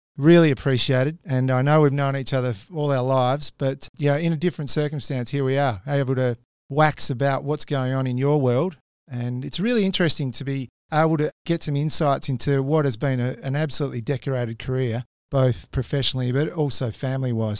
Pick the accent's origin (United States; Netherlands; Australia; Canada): Australia; Quairading, Western Australia; we both grew up in Quaritting